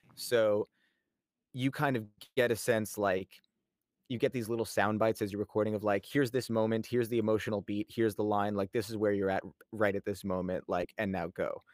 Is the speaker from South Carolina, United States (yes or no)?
no; New York, United States; I grew up in New York